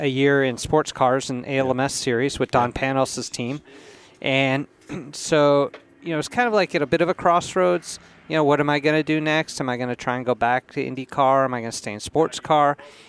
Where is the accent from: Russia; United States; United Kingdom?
United States; being an American